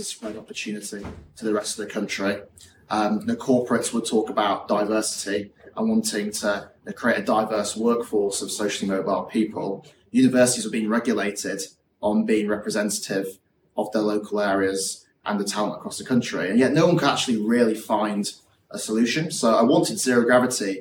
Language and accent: English; Yorkshire and the Humber, United Kingdom; moved away as an adult; also born or lived in Oxford; I grew up in West Yorkshire